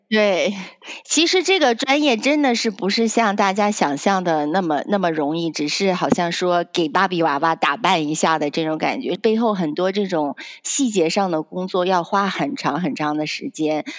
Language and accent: Chinese; Penglai, Shandong, China; also born or lived in Canada; now in United States; 我是出生在，嗯，山东蓬莱，就是在那边长大